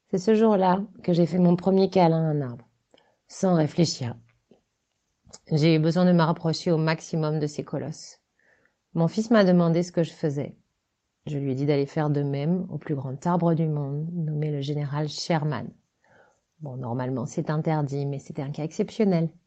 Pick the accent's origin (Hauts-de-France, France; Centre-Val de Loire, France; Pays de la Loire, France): Centre-Val de Loire, France; now in Paris, France; je suis décoratrice et scénographe, je suis native du Loiret, j'ai grandi dans les forêts de Sologne et j'habite entre Paris et ma résidence secondaire dans les bois dans le 91.